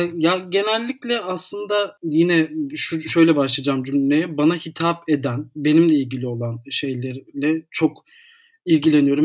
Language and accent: Turkish; Istanbul, Turkey; 1991'de doğdum. İstanbul'da e, doğdum. İstanbul'da tüm eğitimimi sürdürüyorum.